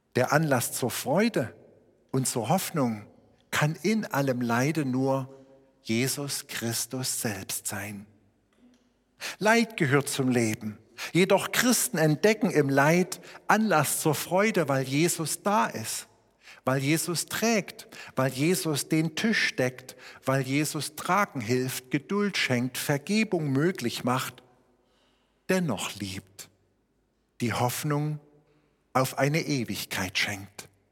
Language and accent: German; Schneeberg, Saxony, Germany; meine Heimatstadt Schneeberg immer so 22.000 Einwohner hatte